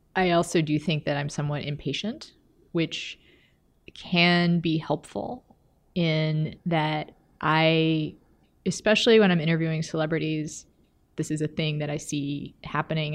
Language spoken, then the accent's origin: English; Texas, United States; now in Minneapolis, United States; I'm from Texas